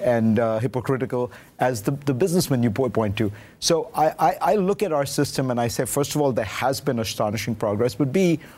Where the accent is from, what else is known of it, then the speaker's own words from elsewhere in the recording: India; moved away; I grew up in India.